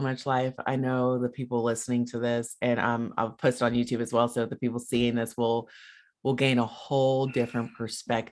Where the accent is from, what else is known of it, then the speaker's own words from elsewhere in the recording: United States; speaking as an American